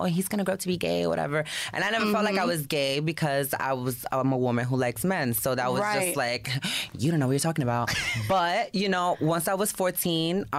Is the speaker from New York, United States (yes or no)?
yes; New York City, New York, United States; My school, we were held at the PAL on Webster. That's in the Bronx